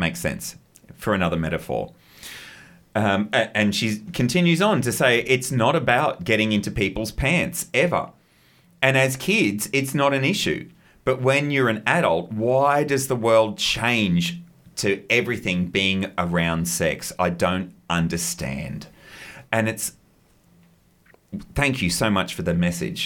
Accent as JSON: {"language": "English", "region": "Queensland", "country": "Australia", "said": "as a Queenslander"}